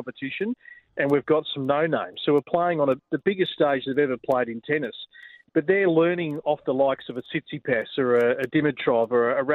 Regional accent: Australia; us as Australian tennis fans

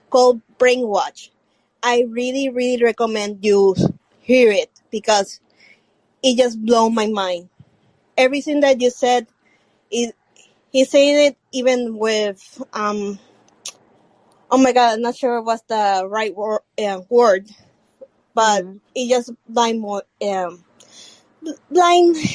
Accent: Puerto Rico; English is a second language; Where are you from again? Puerto Rico. Puerto Rico.

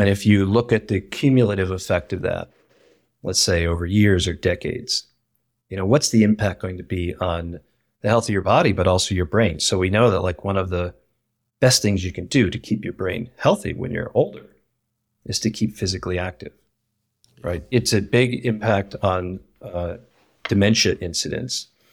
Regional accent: Ohio, United States; moved away; I grew up in Ohio, in a kind of small working class community

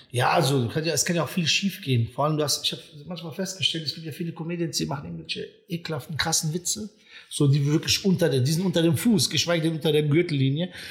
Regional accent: Friedberg, Hesse, Germany; also born or lived in Serbia / Frankfurt; ich bin da in der Ecke Friedberg groß geworden

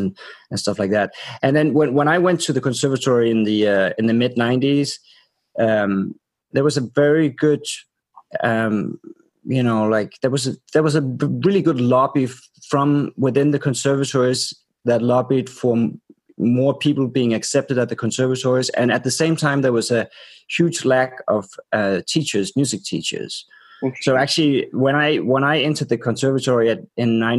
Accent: Aarhus, Central Denmark Region, Denmark; moved away as an adult; also born or lived in New York; now in Copenhagen, Denmark; I was brought up in Aarhus, which is the second biggest city in Denmark

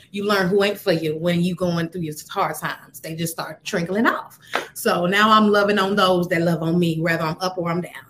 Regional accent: Atlanta, Georgia, United States; also born or lived in Joliet, Illinois; I'm from Joliet, Illinois, shout out, mm-hmm. um, I was raised in Atlanta

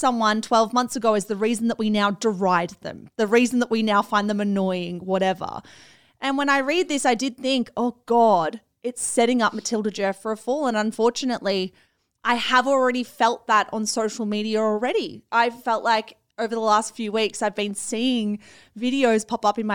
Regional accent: Australia; us being Australian

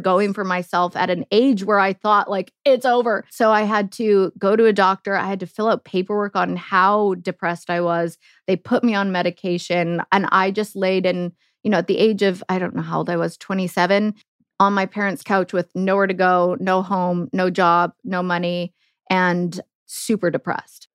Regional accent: Canada; moved away as an adult; also born or lived in Germany; living the dream as a Canadian

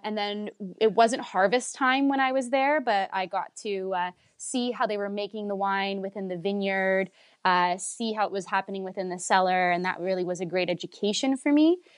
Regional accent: Vaughan, Ontario, Canada; I'm Italian and I'm from Woodbridge

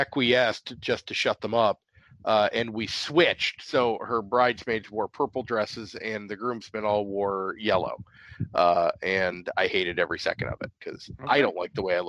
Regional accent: upstate New York, United States; my area of upstate New York

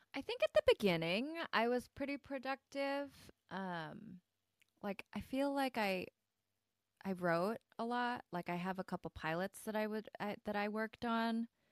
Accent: Midwest, Michigan, United States; accent: Michigan-Korean, Midwest Korean; I grew up in the Midwest

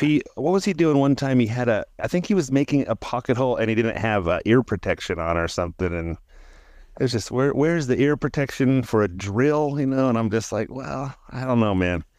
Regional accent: Central California, United States; I didn't grow up in Southern California. I'm from Central California

